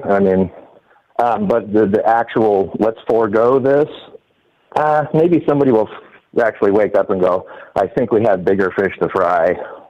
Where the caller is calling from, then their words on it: Washington, United States; Washington State.